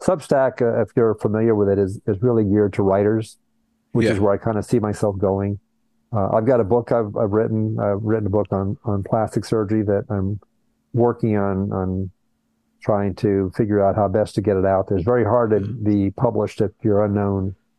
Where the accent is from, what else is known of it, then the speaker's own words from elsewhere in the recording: Miami, Florida, United States; also born or lived in Colombia / Brazil; I was all over the place. I was born in Colombia, South America. I grew up half in Brazil, half in the U.S. Miami is my hometown. So when I think of my hometown, it's Miami.